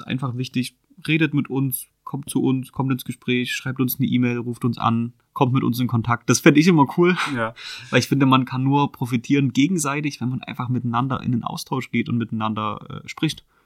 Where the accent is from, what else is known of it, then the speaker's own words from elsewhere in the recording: Chemnitz, Saxony, Germany; Ich bin in Chemnitz geboren mhm. und auch immer in Chemnitz aufgewachsen